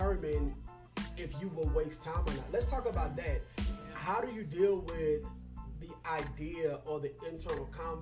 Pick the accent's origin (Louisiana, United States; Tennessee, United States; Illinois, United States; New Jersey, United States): Louisiana, United States; we grew up in Louisiana